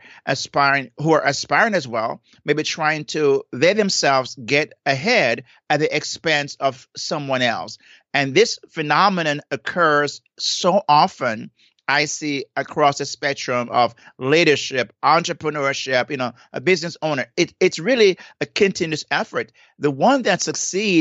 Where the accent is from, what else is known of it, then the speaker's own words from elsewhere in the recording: Saint Elizabeth, Jamaica; now in South Florida, United States; I'm from St. Elizabeth